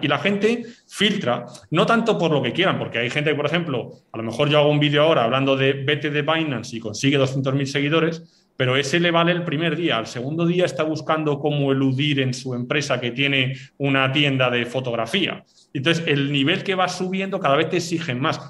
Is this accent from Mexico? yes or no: no; Basque Country, Spain; yo soy vasco